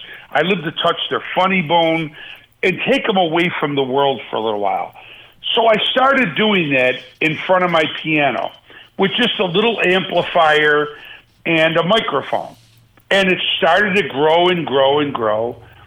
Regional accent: Buffalo, New York, United States; now in Las Vegas, United States; I love my hometown

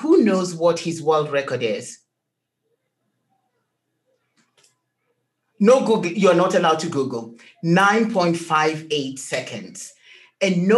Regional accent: Kenya; I was born in Kenya, and I'm African at heart

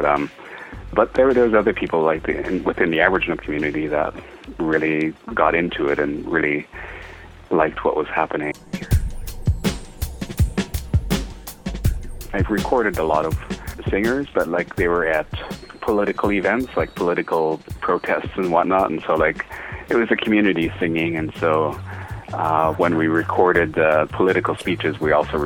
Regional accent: Lil'wat Nation, British Columbia, Canada; I come from the Lilwat Nation

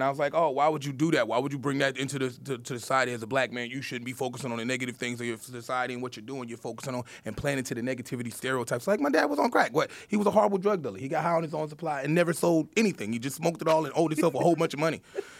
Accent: Chicago, Illinois, United States; Yeah, I'm from Chicago.

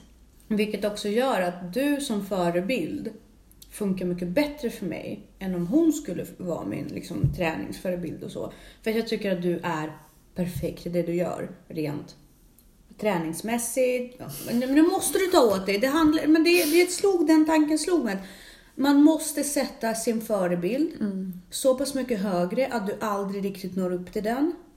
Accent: Russia; Jag är ju ryss

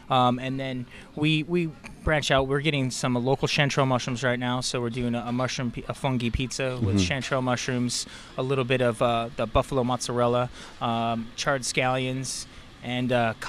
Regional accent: Monterey, California, United States; I grew up in Monterey, just south of here, a couple hours.

